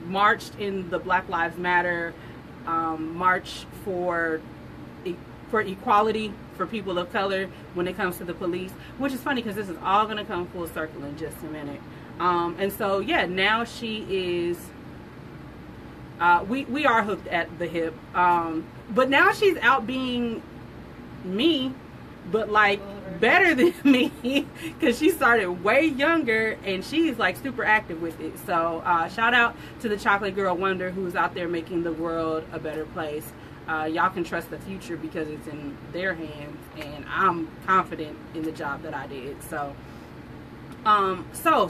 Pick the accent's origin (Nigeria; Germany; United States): United States; Southern California; I grew up in Southern California during the gangsta rap